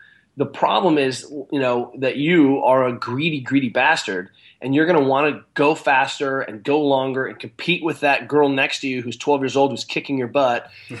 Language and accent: English; Maitland, New South Wales, Australia; I'm an Australian trained physio, right? I'm a Maitland guy.